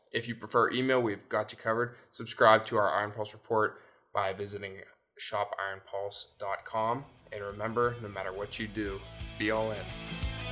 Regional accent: Pennsylvania, United States; also born or lived in Virginia / North Carolina; we moved up to P A when I was, like, three or two, two or three.

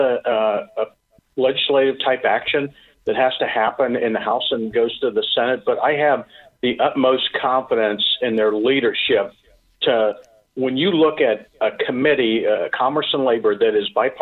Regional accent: Lima, Ohio, United States; I come from Lima, Ohio, which has a refinery right at the south end of town

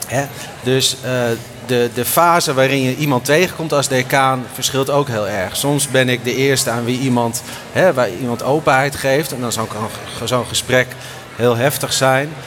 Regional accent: Groningen, Netherlands; ik kwam uit Groningen

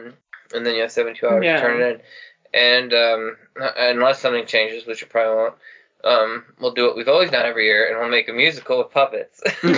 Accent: Midwest, United States; because we're from the Midwest originally, so we say Aunt.

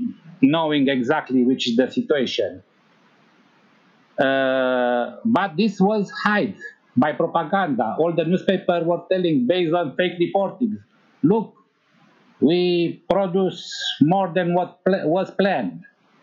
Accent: Timișoara, Timiș County, Romania; because I am from Timișoara, which is near the border of Hungary and Yugoslavia

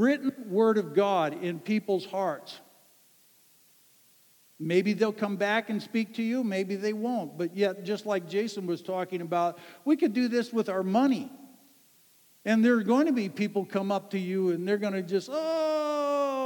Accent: Ann Arbor, Michigan, United States; a guy that I grew up with in Ann Arbor, Michigan

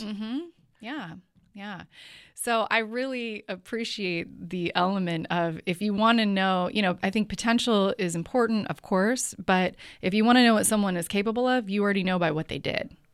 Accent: Bay Area, California, United States; also born or lived in Sonoma County / San Francisco; born and raised in the Bay Area, so I've been here for most of my life, especially, um, a lot of my life in Sonoma County

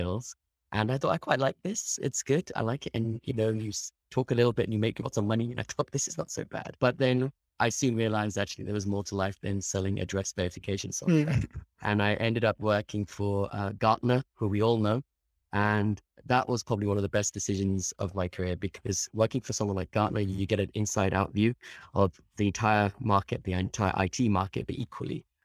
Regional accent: United Kingdom; moved away as an adult; also born or lived in London; now in Australia; being a British born Indian

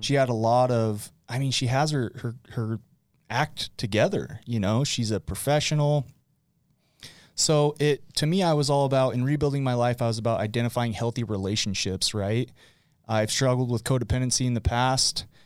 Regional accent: West Point, Utah, United States; also born or lived in Arizona; born and raised in West Point, West Point, Utah

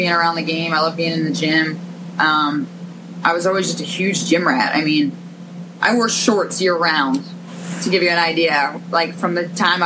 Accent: Narberth, Pennsylvania, United States; I'm from Philadelphia, right outside of Philly, Narberth.

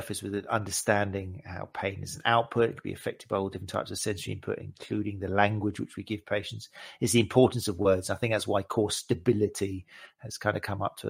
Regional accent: United Kingdom; We're British here.

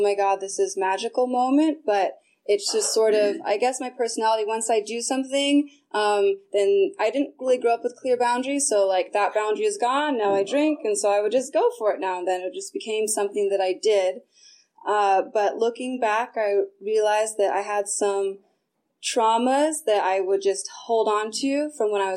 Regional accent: Sonoma County, California, United States; I grew up in Sonoma County, so you have to drive everywhere

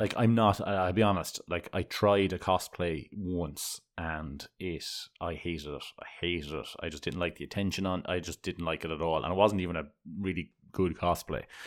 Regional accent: Ireland; growing up in Ireland

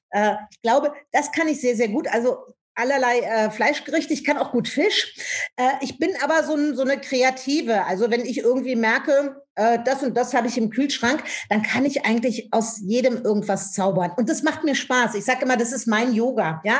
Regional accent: Rhineland, Germany; now in Berlin, Germany; Ich komme ja aus dem Rheinland, lebe aber in Berlin mittlerweile.

